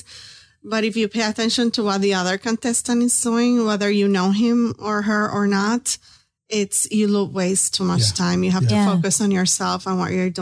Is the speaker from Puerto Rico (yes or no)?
yes; Puerto Rico; now in Tampa, United States; we're both from Puerto Rico